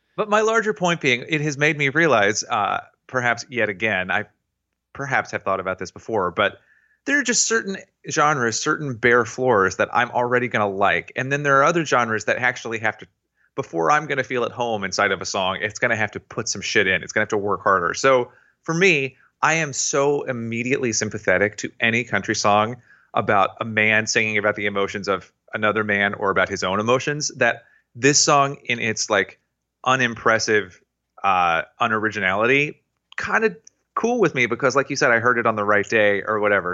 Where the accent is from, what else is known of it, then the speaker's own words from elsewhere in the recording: Tennessee, United States; I was raised in Tennessee